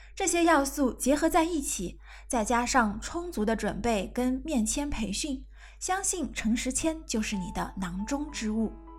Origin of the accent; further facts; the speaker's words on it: China; 我们中国人